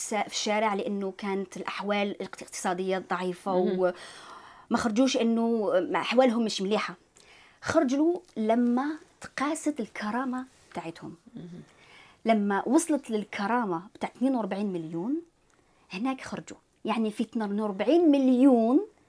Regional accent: Algeria; moved away as an adult; now in Quebec, Canada; أنا إنسان جزائري طبعا م. الأصل

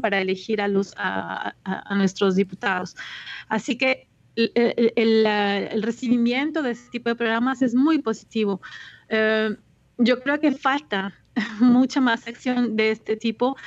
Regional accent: Colombia; now in Quebec, Canada; como colombiana

